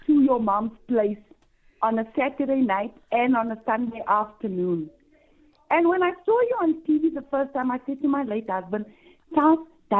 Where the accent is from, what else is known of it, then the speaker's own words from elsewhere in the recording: Johannesburg, Gauteng, South Africa; I'm from Noordgezicht.